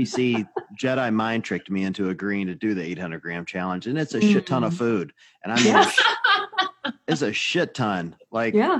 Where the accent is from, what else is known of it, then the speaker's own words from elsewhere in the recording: the South, United States; I grew up in the South